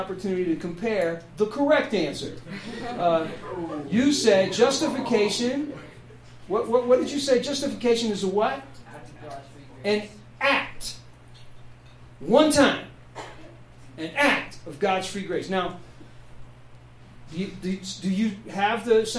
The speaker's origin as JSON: {"language": "English", "region": "New Jersey", "country": "United States", "tie": "born or raised there", "also_born_or_lived": "Memphis, Tennessee"}